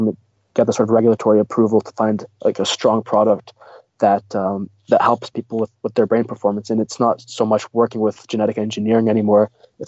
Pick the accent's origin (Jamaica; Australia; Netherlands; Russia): Russia; now in Canada; I mentioned that we came from Russia, so I'm an immigrant in Canada.